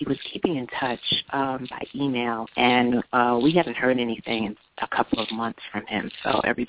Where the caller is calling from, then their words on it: Delaware, United States; I'm calling from Delaware.